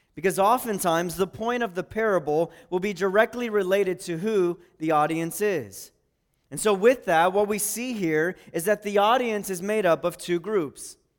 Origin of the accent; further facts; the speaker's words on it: Pataskala, Ohio, United States; I'm from Pataskala